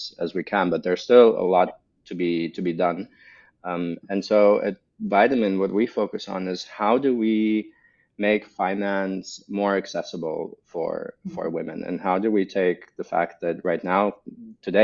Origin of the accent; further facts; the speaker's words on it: Latvia; also born or lived in Russia / United States / Germany; now in Berlin, Germany; So originally I'm from Eastern Europe, from Latvia, born and raised, Russian heritage